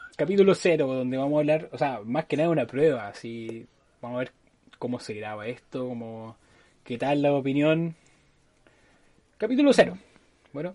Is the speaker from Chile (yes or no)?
yes; Chile; cuando somos chilenos, los chilenos mm. somos así